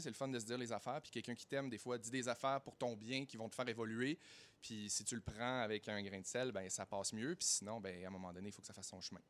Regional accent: Saguenay, Quebec, Canada; now in Montreal, Canada; je viens de Saguenay

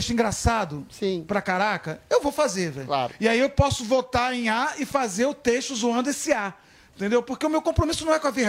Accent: Minas Gerais, Brazil; eu sou mineiro

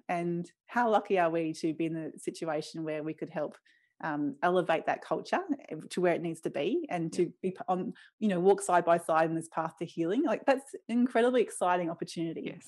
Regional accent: Brisbane, Queensland, Australia; I grew up in Brisbane in West End, which is an inner city suburb

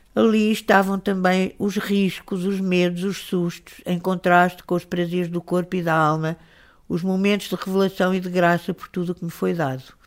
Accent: Lisbon, Portugal; Quem nascesse em, em Lisboa, no, no ambiente onde eu nasci

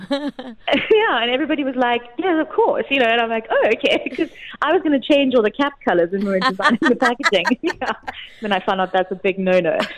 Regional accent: South Africa; as a South African, I can definitely promote that.

